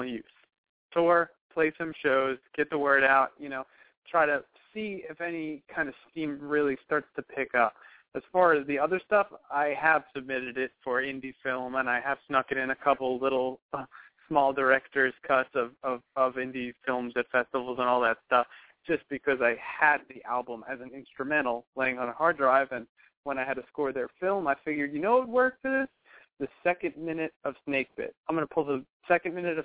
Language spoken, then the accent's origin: English; New York City, New York, United States; I'm from New York. I'm from Staten Island, so I always hung out in cities